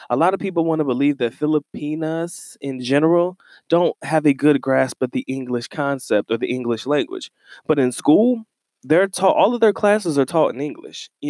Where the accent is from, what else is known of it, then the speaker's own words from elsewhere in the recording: United States; moved away as an adult; also born or lived in Philippines; as a black American male living in the Philippines, I did rather well for myself.